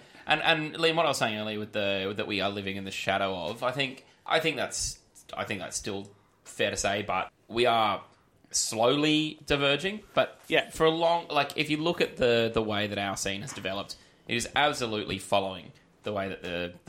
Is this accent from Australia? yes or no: yes; Australia; As an Aussie beer drinker